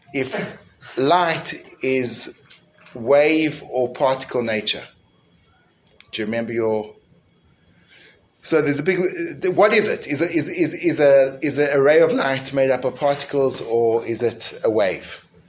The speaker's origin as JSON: {"language": "English", "country": "South Africa", "tie": "born or raised there", "said": "When I grew up in school in South Africa, the way that misbehavior was punished was with a cane"}